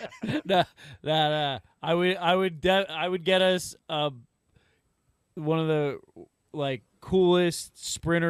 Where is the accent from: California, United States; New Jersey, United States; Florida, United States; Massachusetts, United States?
New Jersey, United States; we're nobodies from New Jersey